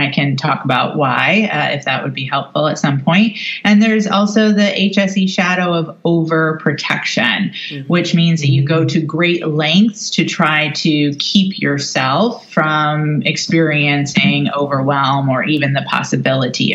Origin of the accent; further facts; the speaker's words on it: New York City, New York, United States; Confirmation as a New Yorker